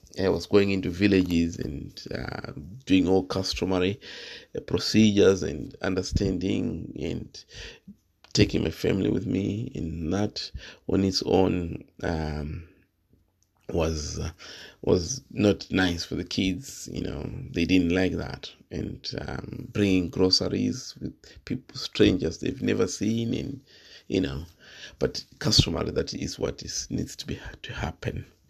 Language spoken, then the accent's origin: English; Manicaland, Zimbabwe; moved away as an adult; now in United Kingdom; I'm Zimbabwean and, um, from Manchuria land, and I grew up in Manchuria land in the district of Wetzlar